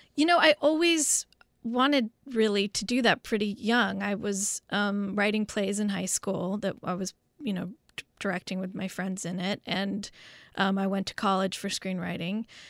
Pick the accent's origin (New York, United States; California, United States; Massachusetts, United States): California, United States; Los Angeles; growing up in West L A at the time of O J